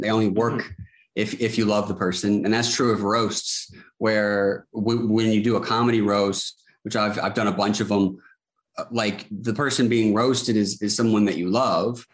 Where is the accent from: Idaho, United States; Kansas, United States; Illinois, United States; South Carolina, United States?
South Carolina, United States; Charleston; I'm from Charleston, South Carolina. I still live here, born and raised